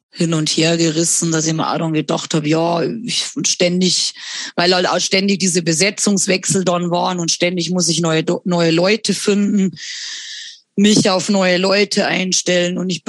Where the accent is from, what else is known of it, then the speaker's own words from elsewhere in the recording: Bavaria, Germany; verdient man tatsächlich in der behinderten äh, Betreuung am besten bei uns in Bayern.